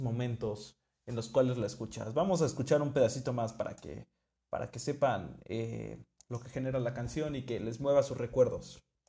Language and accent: Spanish; Mexico; vengo de México